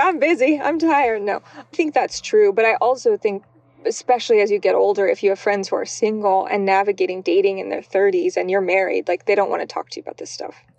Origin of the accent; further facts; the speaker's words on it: Albuquerque, New Mexico, United States; moved away; also born or lived in California / Michigan; growing up in New Mexico, I always liken it to almost being in Portlandia, but in Albuquerque